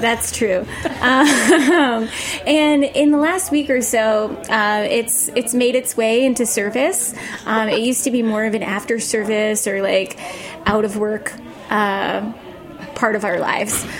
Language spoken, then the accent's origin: English; Maine, United States; moved away as an adult; now in New York, United States; I'm from Maine, and I've been here a little over four years